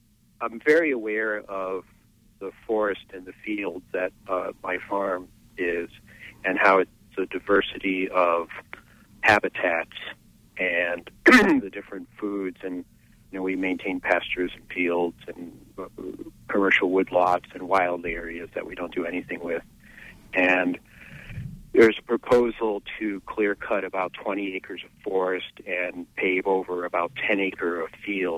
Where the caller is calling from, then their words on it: Belmont, Massachusetts, United States; from Belmont, and I have 110 acres of wildlife refuge called the Wayback Farm.